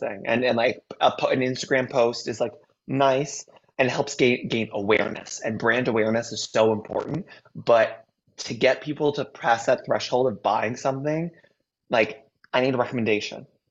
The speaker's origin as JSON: {"language": "English", "region": "New York", "country": "United States", "tie": "born or raised there", "said": "this new book is really inspired by growing up in New York"}